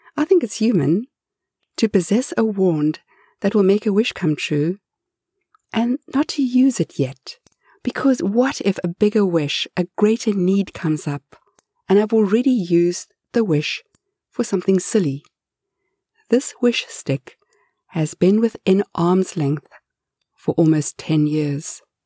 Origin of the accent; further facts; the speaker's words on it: South Africa; I grew up in apartheid South Africa